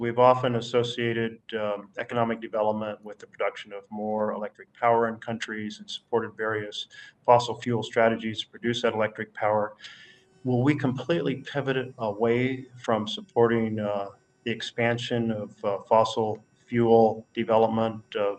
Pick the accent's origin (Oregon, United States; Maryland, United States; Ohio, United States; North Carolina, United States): Oregon, United States; the western part of the United States, where I come from Oregon.